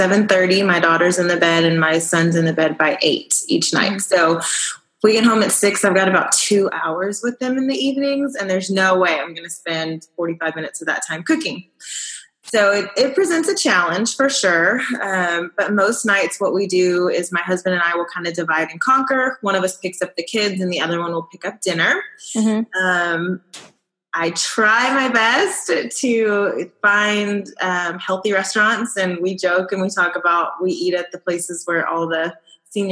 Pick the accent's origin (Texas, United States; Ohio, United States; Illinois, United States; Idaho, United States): Texas, United States; I am a Texan. I've lived in Texas my whole life